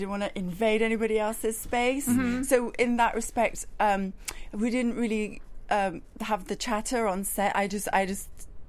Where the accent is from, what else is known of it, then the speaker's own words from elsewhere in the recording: Iran; Especially given that I'm from Iran, and usually people from my background tend to be given specific roles.